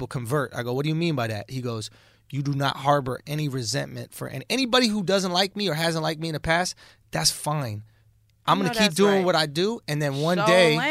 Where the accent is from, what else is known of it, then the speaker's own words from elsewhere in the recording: New York City, New York, United States; growing up in New York City, growing up in Manhattan, going to public school